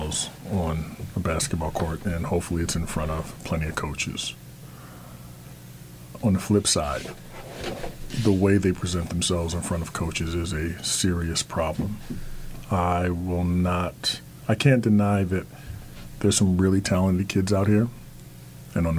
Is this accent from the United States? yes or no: yes; New Jersey, United States; growing up in New Jersey, I had to go to Philly to play AAU